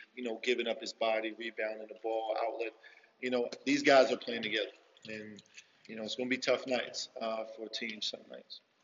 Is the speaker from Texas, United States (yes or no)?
no; Philadelphia, Pennsylvania, United States; moved away; I grew up in Philly, in the hood